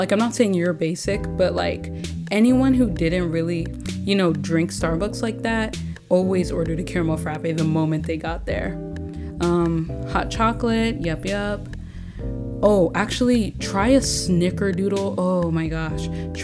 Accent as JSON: {"language": "English", "country": "Nigeria", "said": "I'm Nigerian"}